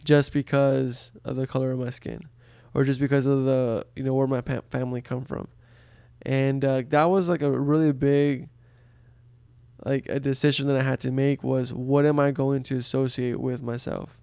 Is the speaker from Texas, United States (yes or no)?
yes; Brownsville, Texas, United States; first language Spanish; English is a second language; I grew up in a border town in Texas called Brownsville